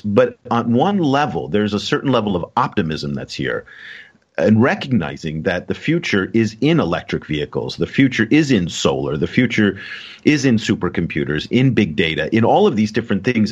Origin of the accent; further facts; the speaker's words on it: San Francisco Bay Area, California, United States; now in China; I come from Silicon Valley, I come from the San Francisco Bay Area